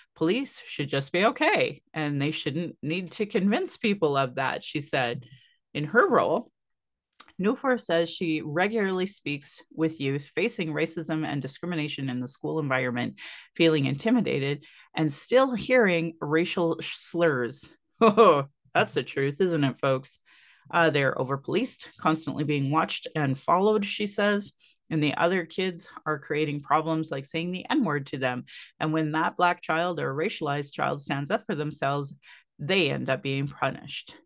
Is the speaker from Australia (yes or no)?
no; Sylvan Lake, Alberta, Canada; now in Calgary, Canada; growing up in Sylvan Lake in the eighties and nineties